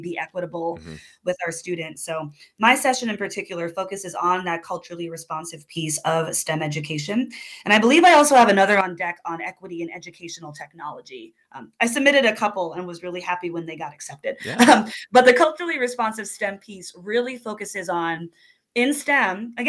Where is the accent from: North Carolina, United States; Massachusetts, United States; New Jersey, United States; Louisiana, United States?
New Jersey, United States; now in Pacific Northwest, United States; I grew up in New Jersey